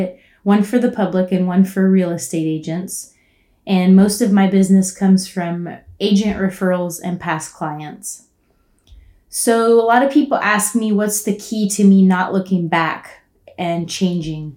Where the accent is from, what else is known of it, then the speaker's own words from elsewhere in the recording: Houston, Texas, United States; moved away as an adult; also born or lived in Austin, Texas; now in Colorado, United States; I grew up in Houston, Texas